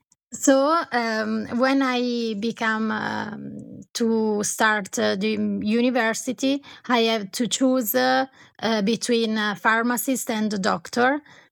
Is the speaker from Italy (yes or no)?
yes; Colico, Lombardy, Italy; born there; English is a second language; I was born in Italy, in Colico. That is a place on the Como Lake.